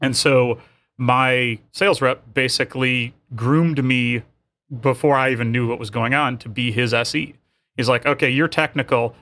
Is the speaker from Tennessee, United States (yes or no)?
no; Michigan, United States; I'm from Michigan.